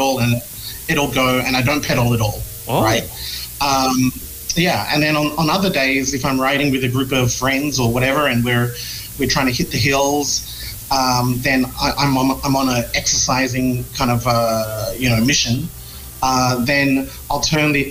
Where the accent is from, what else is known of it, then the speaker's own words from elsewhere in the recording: Australia; moved away as an adult; now in Philippines; I'm from Australia